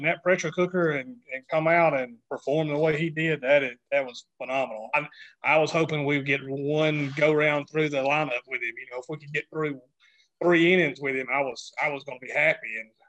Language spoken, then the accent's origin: English; the South, United States; now in Alabama, United States; growing up in the South